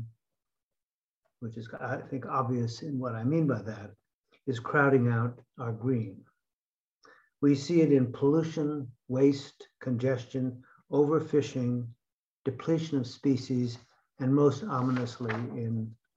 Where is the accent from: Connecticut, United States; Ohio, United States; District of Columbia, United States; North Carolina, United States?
Connecticut, United States; my home state of Connecticut